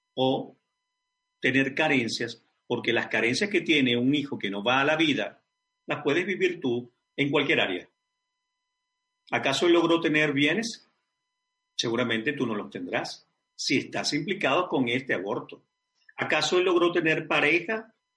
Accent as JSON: {"language": "Spanish", "town": "Caracas", "region": "Capital District", "country": "Venezuela", "tie": "born or raised there", "moved": "yes", "said": "Caracas, Venezuela, mi ciudad natal, mi país"}